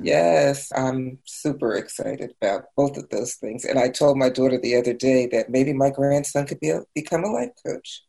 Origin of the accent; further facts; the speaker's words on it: New Jersey, United States; I grew up in New Jersey